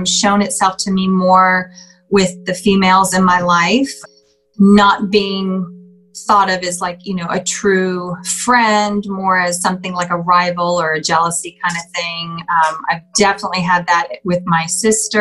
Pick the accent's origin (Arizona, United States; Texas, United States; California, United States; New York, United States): California, United States; Southern; I grew up in Southern California